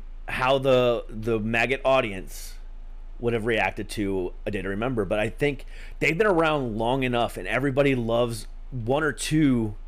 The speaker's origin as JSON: {"language": "English", "region": "Ohio", "country": "United States", "also_born_or_lived": "Florida", "said": "I'm not originally from Florida. I'm originally from Ohio, but I spent majority of my life in Florida."}